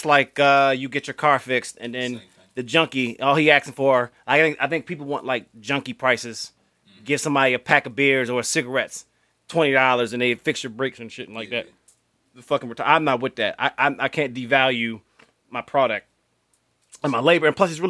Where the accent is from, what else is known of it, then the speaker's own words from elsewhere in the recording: Florida, United States; and actually, I'm from Florida. I was a little kid.